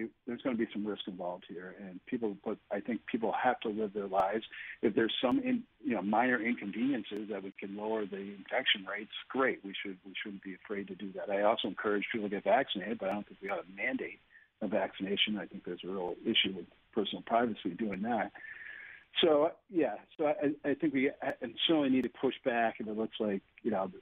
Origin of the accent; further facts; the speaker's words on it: Oswego County, New York, United States; I'm from Oswego County